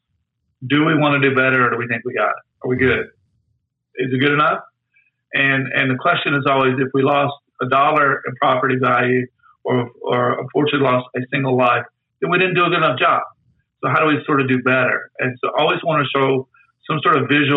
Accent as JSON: {"language": "English", "region": "Tornado Alley", "country": "United States", "tie": "born or raised there", "said": "I grew up in Tornado Alley."}